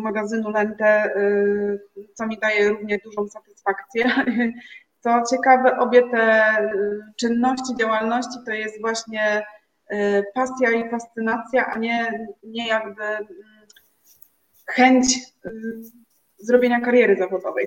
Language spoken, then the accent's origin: Polish; Gdynia, Pomeranian Voivodeship, Poland; also born or lived in Gdańsk; now in Rumia, Poland; jestem mieszkanką Rumi, e, aczkolwiek pochodzę z Gdyni, więc z pięknego Trójmiasta